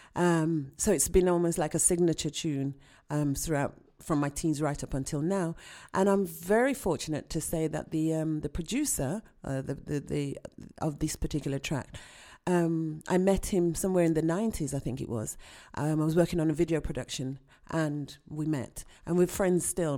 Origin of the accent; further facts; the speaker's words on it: Birmingham, West Midlands, United Kingdom; I was born here in Birmingham, uh, U K, and both of my parents are from Jamaica